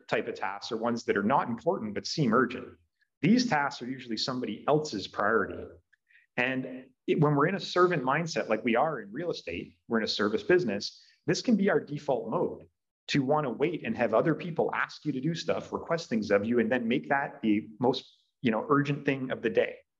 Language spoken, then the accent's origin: English; Brantford, Ontario, Canada; here in my hometown